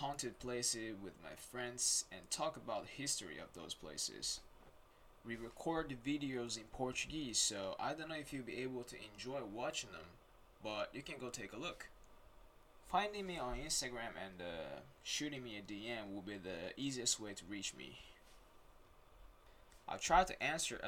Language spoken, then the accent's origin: English; Hachioji, Tokyo, Japan; first language Japanese; English is a second language; also born or lived in Rio de Janeiro, Brazil / Brazil; now in Saitama, Japan; I was born in Brazil, Rio de Janeiro, and raised in Japan, Tokyo, in a place called Hachioji.